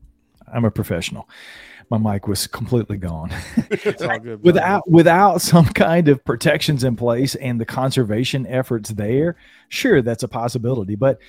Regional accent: the South, United States; Right. I'm a Southerner.

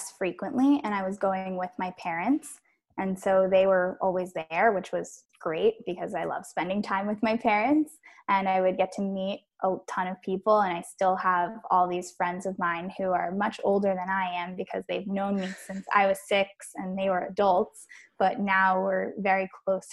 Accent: Miami, Florida, United States; moved away as an adult; now in New York City, United States; I was born and raised in Miami. And I lived there all my life until college

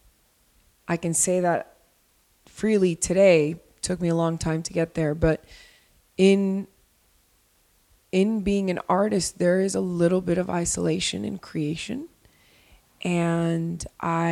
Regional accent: Miami, Florida, United States; moved away as an adult; also born or lived in Colombia; now in Los Angeles, United States; I'm from Miami. My family's from Colombia. And in Colombia and Miami, I have a community, and a community that I've had since I'm very, very, very young

